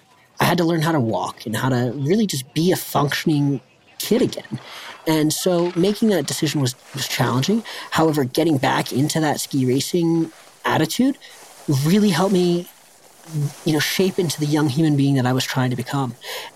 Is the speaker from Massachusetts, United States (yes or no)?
no; Vail, Colorado, United States; also born or lived in Avon, Colorado; I was born in Vail, Colorado, a small resort town, and ski school was my daycare, and the mountain was my playground.